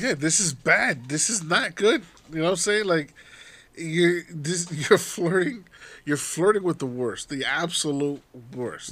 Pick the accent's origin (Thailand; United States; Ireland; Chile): United States